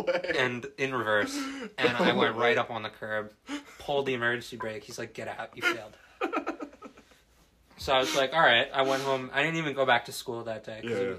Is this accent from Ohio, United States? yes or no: no; New Jersey, United States; I think that it has something to do with me being born and raised in New Jersey. I think that's just the New Jersey mentality